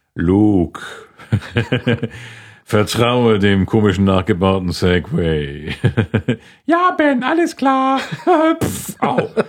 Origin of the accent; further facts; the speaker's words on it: Schleswig-Holstein, Germany; now in Munich, Germany; ich komme aus Schleswig-Holstein